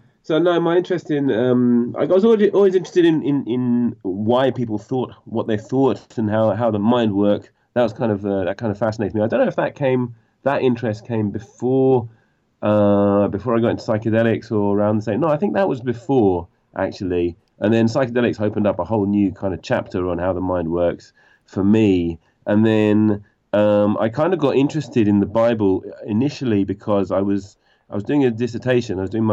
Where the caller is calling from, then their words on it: London, United Kingdom; I'm in London, West London.